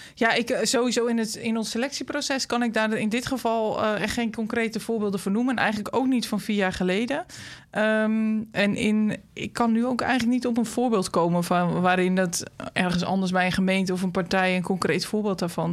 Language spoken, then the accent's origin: Dutch; De Ronde Venen, Utrecht, Netherlands; moved away as an adult; now in Utrecht, Netherlands; in de gemeente waar ik ben opgegroeid, rond de Venen